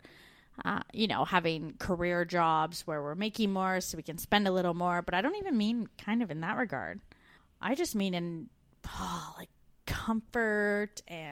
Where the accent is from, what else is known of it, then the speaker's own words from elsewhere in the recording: Canada; moved away as an adult; We're two Canadian expats now living in Australia and the UK